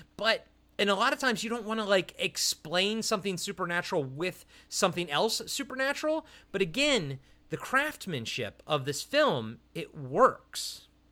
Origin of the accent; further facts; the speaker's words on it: Maryland, United States; I'm from Maryland